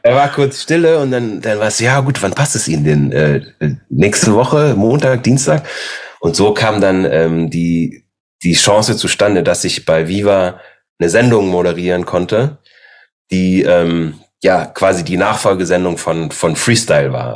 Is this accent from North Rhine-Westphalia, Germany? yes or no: yes; Aachen, North Rhine-Westphalia, Germany; also born or lived in Austria; ich bin in Österreich zur Welt gekommen, die ersten sechs Jahre, dann bin ich nach Aachen gezogen